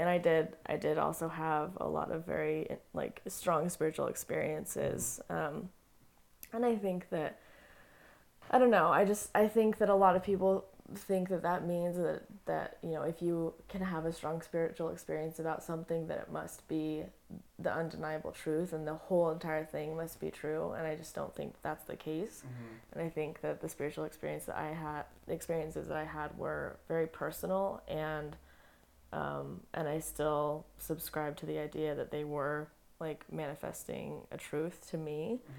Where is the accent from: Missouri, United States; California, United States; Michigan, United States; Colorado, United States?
Colorado, United States; born there; also born or lived in Montana / Utah / North Carolina; No, I'm not Utah. I was born in Colorado.